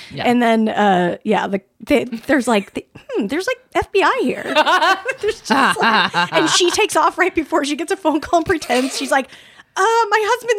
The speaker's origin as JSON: {"language": "English", "town": "Salt Lake City", "region": "Utah", "country": "United States", "tie": "born or raised there", "moved": "yes", "said": "growing up in Salt Lake, it's like I'm around so much Mormon culture"}